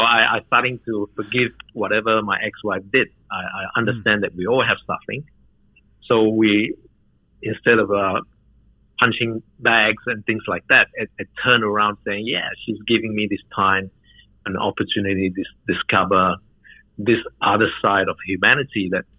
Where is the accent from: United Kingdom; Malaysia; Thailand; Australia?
Malaysia; I was brought up in Malaysia, in a Muslim country